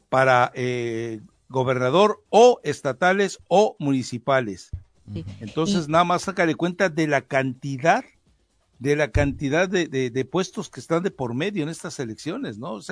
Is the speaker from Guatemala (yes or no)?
no; Mexico; O sea, me están diciendo que yo como mexicano no puedo votar y ellos sí.